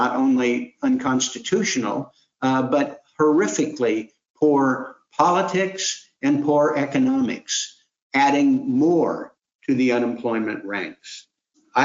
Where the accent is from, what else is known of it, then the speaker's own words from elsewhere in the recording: Portland, Oregon, United States; I'm from Portland, Oregon, where food plays such a critical role